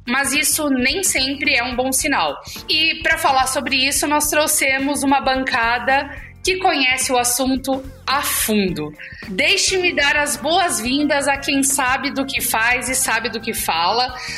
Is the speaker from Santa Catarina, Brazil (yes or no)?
yes; Chapecó, Santa Catarina, Brazil; eu sou do interior de Santa Catarina, eu sou de Chapecó, crescida lá. Não nasci lá, mas cresci lá, passei a vida inteira